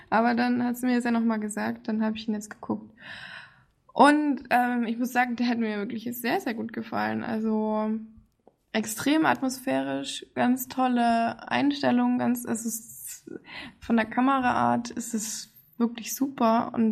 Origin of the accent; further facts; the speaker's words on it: United States; Ja, also vor allem, wenn man diese Insel kennt, als Amerikaner weiß man ja, worum es da geht.